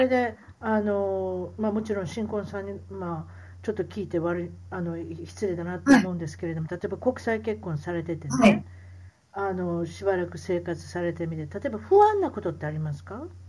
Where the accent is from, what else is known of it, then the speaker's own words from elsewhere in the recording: Osaka, Japan; 大阪人大阪人なんで